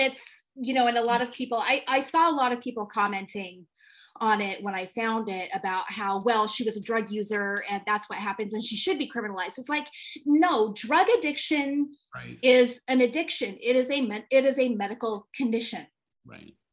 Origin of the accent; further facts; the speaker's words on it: California, United States; my home state of California